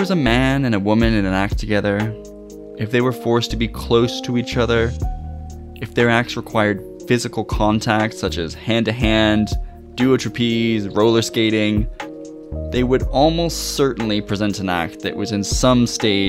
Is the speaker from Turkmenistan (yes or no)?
no; Ottawa, Ontario, Canada; moved away as an adult; also born or lived in Montreal, Canada; now in Cardiff, United Kingdom; I'm originally from Ottawa, Canada, via Montreal